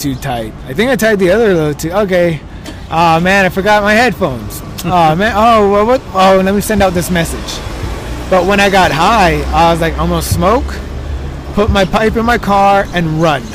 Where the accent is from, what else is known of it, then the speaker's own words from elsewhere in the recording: El Monte, California, United States; I was raised in Almonte, California